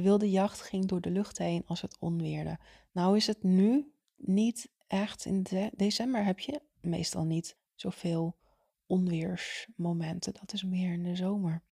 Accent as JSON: {"language": "Dutch", "area": "Zaanstreek", "region": "North Holland", "country": "Netherlands", "said": "Ik kom zelf uit de Zaanstreek"}